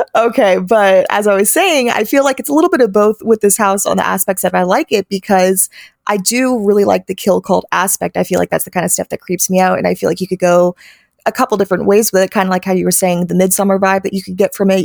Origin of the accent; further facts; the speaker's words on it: Florida, United States; being from here and living down in Florida